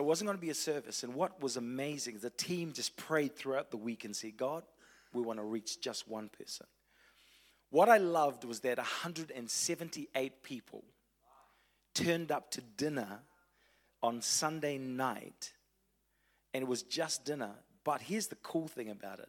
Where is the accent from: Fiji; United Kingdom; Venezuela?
Fiji; also born or lived in Tauranga, New Zealand / Wellington, New Zealand; now in Christchurch, New Zealand; I was born in Fiji, lived in Tauranga, a little bit in Wellington, Christchurch for the last 12 years